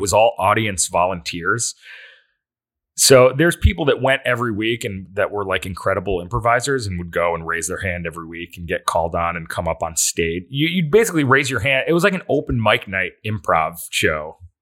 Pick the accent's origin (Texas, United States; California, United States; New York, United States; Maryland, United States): New York, United States; Endicott; now in Los Angeles, United States; I am from Endicott, New York